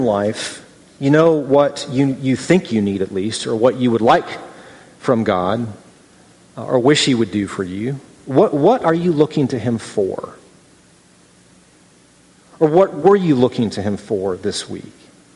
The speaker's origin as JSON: {"language": "English", "region": "Midwest", "country": "United States", "tie": "born or raised there", "also_born_or_lived": "Southern California", "moved": "yes", "said": "I grew up in the Midwest, and I was in Southern California"}